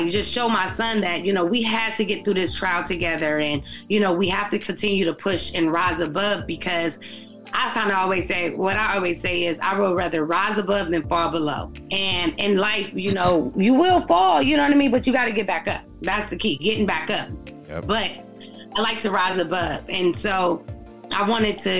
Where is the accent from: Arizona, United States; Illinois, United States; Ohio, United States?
Ohio, United States; Youngstown; Born and raised in Youngstown, Ohio